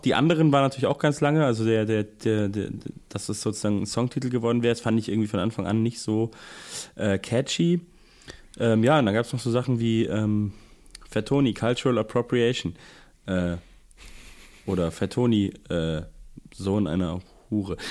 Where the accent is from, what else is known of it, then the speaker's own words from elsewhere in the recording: Germany; als Deutscher